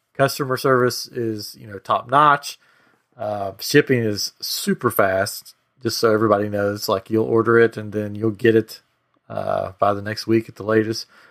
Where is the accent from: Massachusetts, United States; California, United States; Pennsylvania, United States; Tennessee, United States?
Tennessee, United States; moved away as an adult; now in Texas, United States; I'm from Tennessee, so I'm a mountain boy